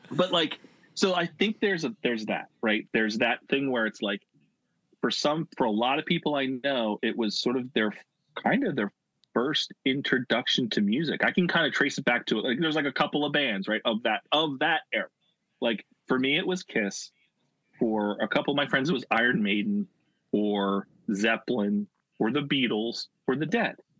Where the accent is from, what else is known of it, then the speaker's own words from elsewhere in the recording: Philadelphia area, Pennsylvania, United States; I grew up, uh, you know, 25 minutes from where I am now. Uh, so, and that's like a 40 minute train ride into Center City, Philadelphia.